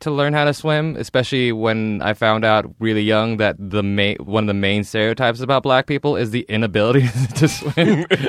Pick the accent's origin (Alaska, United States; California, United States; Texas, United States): California, United States; Fresno; Because I grew up in Fresno where the public pools were, and that's definitely like it's wonderful gang territory.